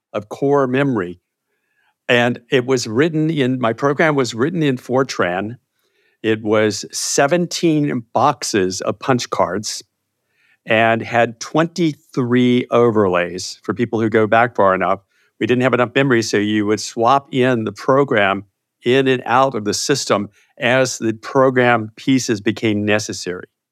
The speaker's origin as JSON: {"language": "English", "town": "Chesapeake", "region": "Virginia", "country": "United States", "tie": "born or raised there", "also_born_or_lived": "Moorhead, Minnesota", "said": "I grew up in Virginia. So I'm in, I'm a native Virginian, in a little place called Chesapeake, Virginia"}